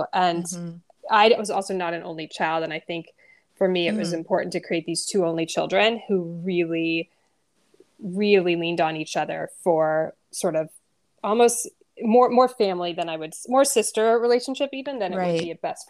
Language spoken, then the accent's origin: English; Knoxville, Tennessee, United States; growing up in Knoxville, Tennessee, my friend Molly was like that person who knew, you know, we were at each other's homes every weekend.